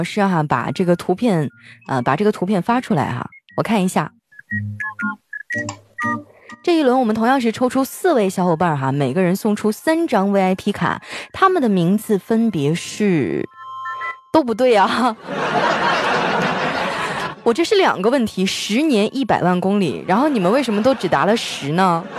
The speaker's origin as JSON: {"language": "Chinese", "region": "Northeast China", "country": "China", "lives_now": "Shanghai, China", "said": "啊，我在上海工作，我东北人，"}